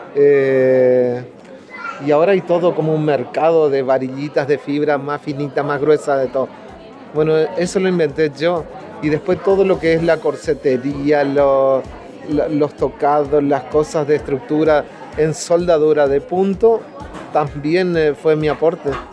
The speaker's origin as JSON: {"language": "Spanish", "region": "a town in Corrientes", "country": "Argentina", "tie": "born or raised there", "said": "comparsas chiquitas de ahí de mi pueblo"}